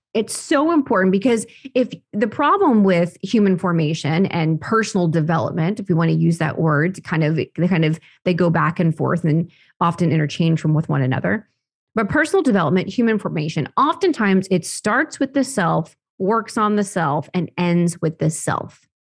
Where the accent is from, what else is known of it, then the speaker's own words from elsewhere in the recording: Oklahoma, United States; born and raised on a farm, actually in Oklahoma.